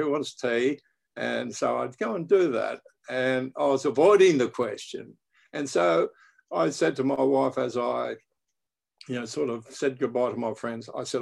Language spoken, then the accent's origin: English; Brisbane, Queensland, Australia; I was born in Brisbane, Australia.